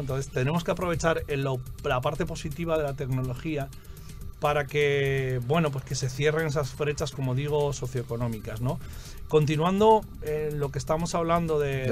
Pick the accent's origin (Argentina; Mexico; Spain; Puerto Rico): Spain; moved away as an adult; now in Santo Domingo Este, Dominican Republic; yo soy de España, pero llevo aquí ya 10 años.